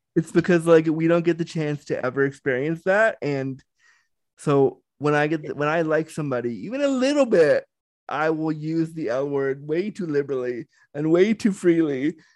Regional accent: Canada; I'm Canadian

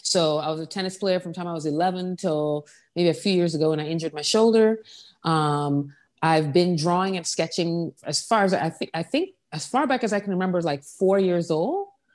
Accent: Saint John, U.S. Virgin Islands; also born or lived in New York; now in New Orleans, United States; I grew up on the island of Saint John that I'm from

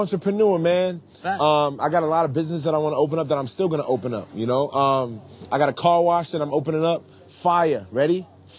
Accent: New York City, New York, United States; I'm not from Philly. I'm from Brooklyn.

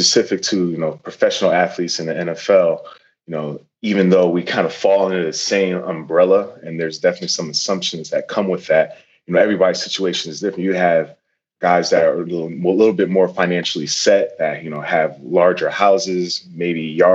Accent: Norwalk, Connecticut, United States; I grew up in Norwalk, Connecticut

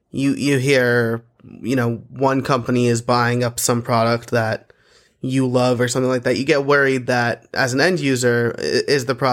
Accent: Portland, Oregon, United States; I'm from Portland, Oregon.

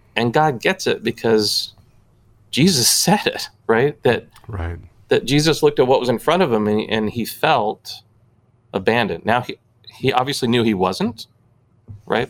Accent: Southern California, United States; also born or lived in Oklahoma; I grew up, uh, born and raised in Southern California, with the exception of two years uh, in middle school

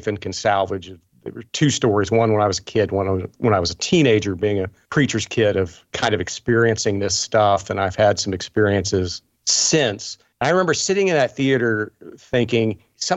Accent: Appalachia, United States; I grew up in Appalachia

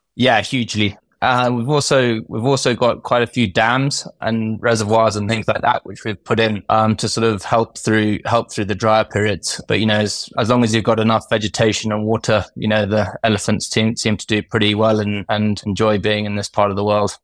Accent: Kenya; I grew up in, I grew up in Kenya.

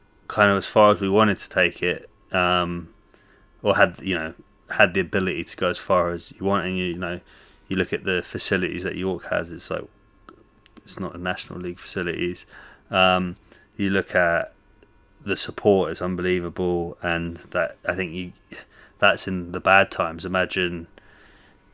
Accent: London, United Kingdom; also born or lived in Canada; I went to school kind of around the North London area

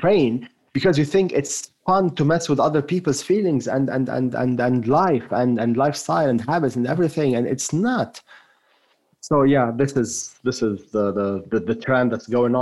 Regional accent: France; accent: French; first language French; English is a second language; moved away as an adult; now in United States; I grew up for the first 18 years of my life in France

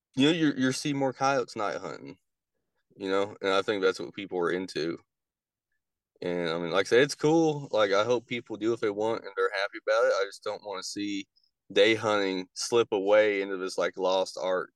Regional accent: Indiana, United States; moved away as an adult; now in Kentucky, United States; I grew up in Indiana

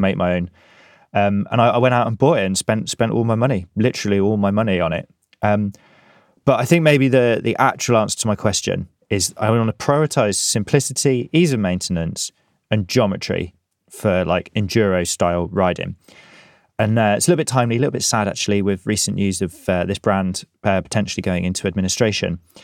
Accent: England, United Kingdom; now in Scotland, United Kingdom; As English as the day I was born.

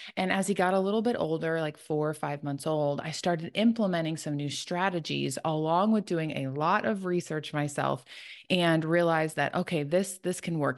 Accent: Chicago, Illinois, United States; now in Tennessee, United States; I live in Tennessee. I'm originally from Chicago, so living kind of outside of where I grew up

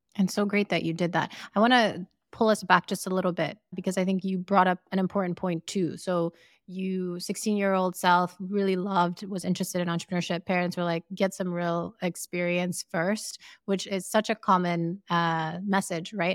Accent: Sierra Leone; we grew up in Sierra Leone in West Africa

